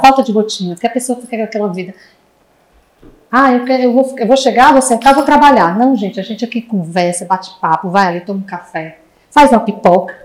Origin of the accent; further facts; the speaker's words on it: Fortaleza, Ceará, Brazil; moved away as an adult; a gente é do Ceará, né? Se vocês não sabem, sou de Fortaleza. Há seis anos que eu estou nessa cidade maravilhosa, não volto mais